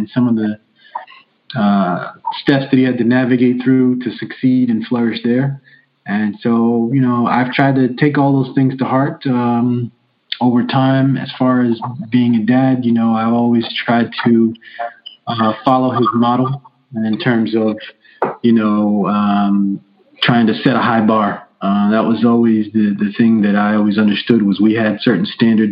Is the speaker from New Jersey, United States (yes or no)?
yes; Piscataway, New Jersey, United States; I grew up also in Scataway, New Jersey